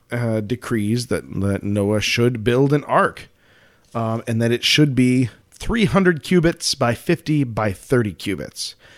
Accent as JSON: {"language": "English", "country": "United States", "tie": "born or raised there", "said": "growing up in the United States"}